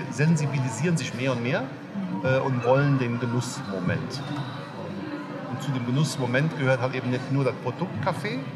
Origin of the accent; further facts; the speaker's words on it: Koblenz, Rhineland-Palatinate, Germany; Ich bin hier aus der Ecke, ich komme aus Koblenz.